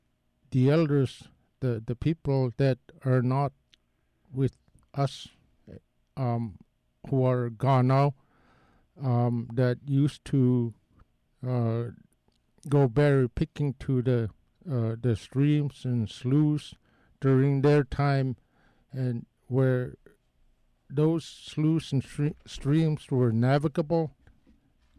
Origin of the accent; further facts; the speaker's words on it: Nelson Island, Alaska, United States; where I come from Nelson Island